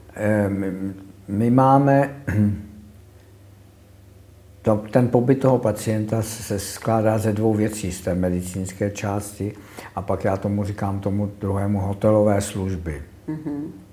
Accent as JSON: {"language": "Czech", "region": "Prague", "country": "Czechia", "tie": "born or raised there", "also_born_or_lived": "Konojedy", "said": "já pocházím z Prahy"}